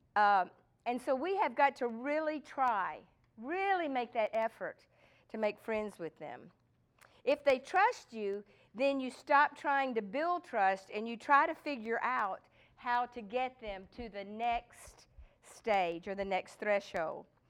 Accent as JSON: {"language": "English", "region": "Texas", "country": "United States", "said": "I'm from Texas"}